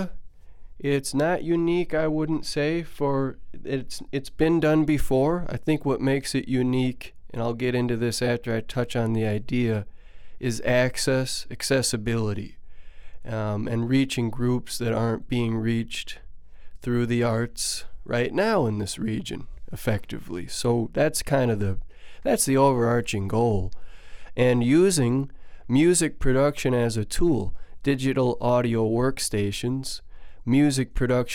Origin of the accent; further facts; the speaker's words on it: Madison, Wisconsin, United States; moved away as an adult; also born or lived in Oakland, California / San Diego, California; now in Stevens Point, United States; Where I started was Oakland, California, and I didn't grow up there. I grew up in Madison, Wisconsin